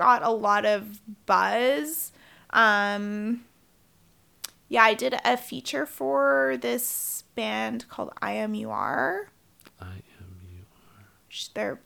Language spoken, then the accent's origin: English; New Westminster, British Columbia, Canada; I grew up in the suburbs. So I grew up in New West.